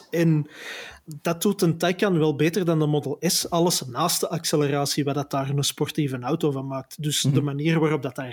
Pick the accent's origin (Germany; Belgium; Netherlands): Belgium; Flanders; Je kunt zelfs bij ons in Vlaanderen, waar de maximumsnelheid 70 per uur is